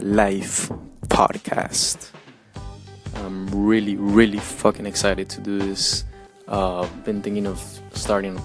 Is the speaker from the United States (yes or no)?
no; Colombia; moved away; I grew up in Colombia, you know, very Latin American country